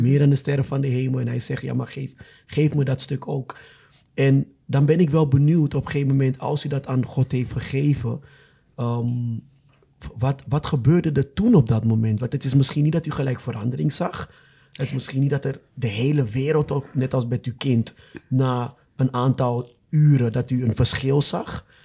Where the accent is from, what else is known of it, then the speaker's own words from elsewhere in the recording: Ghana; now in Netherlands; ik kom zelf uit Ghana